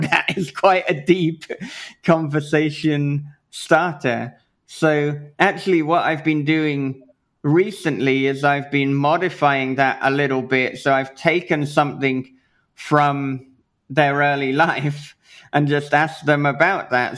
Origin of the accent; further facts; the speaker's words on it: United Kingdom; being British